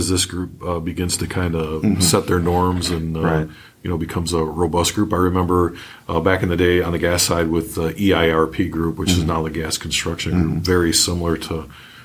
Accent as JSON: {"language": "English", "region": "Michigan", "country": "United States", "tie": "born or raised there", "moved": "as an adult", "said": "I'm from Michigan myself, born and raised here"}